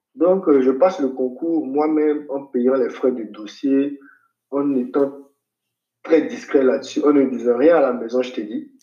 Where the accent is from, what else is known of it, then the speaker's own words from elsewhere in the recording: Abidjan, Côte d’Ivoire; moved away as an adult; now in Senegal; je suis né au CHU de Cocody, comme je disais tout à l'heure, à Abidjan. Et ensuite, j'ai vécu dans un petit appartement avec mon père, ma mère et mes frères à la Cité des hmm. Arts.